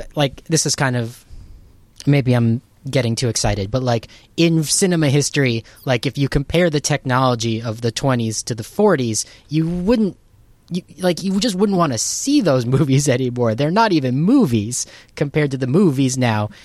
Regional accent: Southern California, United States; I was born and raised in Southern California in the nineties

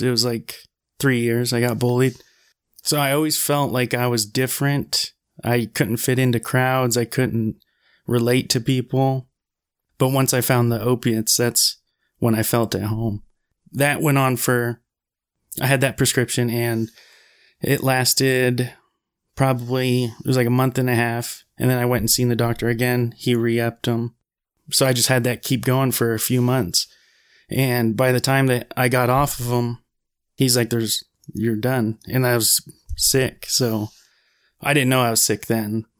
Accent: Wasilla, Alaska, United States; moved away as an adult; also born or lived in Anchorage, Alaska; I'm from Anchorage, or Wasilla, Alaska

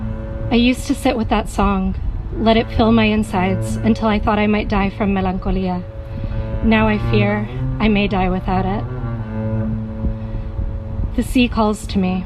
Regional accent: Puerto Rico; moved away; growing up in Puerto Rico, on being a member of the diaspora

